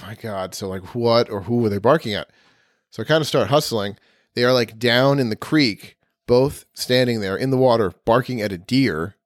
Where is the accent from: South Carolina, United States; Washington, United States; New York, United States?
New York, United States; Ithaca; I was born and raised in Ithaca